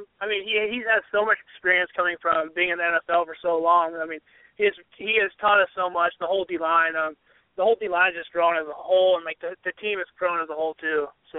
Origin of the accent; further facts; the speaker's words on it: Springfield, Oregon, United States; my hometown, Springfield, Oregon. Just been born and raised there, and I'm there.